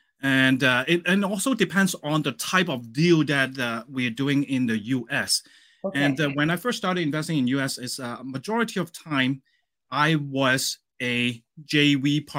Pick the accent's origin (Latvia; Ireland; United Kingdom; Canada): Canada; And as a Canadian, we actually have banks locally in Canada that they lend us money to buy properties in the States as well.